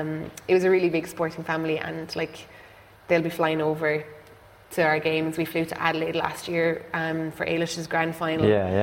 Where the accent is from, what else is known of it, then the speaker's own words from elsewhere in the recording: West Clare, Munster, Ireland; moved away as an adult; now in Dublin, Ireland; we're from West Clare, so, you know, it's a huge GAA background and huge GAA area, so rugby wasn't a thing really until I moved to Dublin.